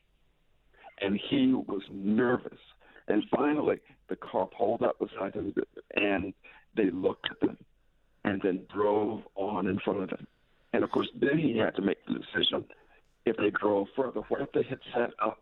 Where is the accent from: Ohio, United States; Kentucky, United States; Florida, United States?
Florida, United States; Tallahassee; I was born in Tallahassee, Florida